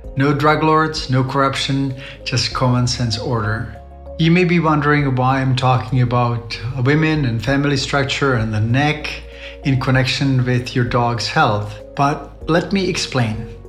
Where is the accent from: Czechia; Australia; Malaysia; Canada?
Czechia; moved away; I've been spending quite a bit of time with my family in Europe, in the Czech Republic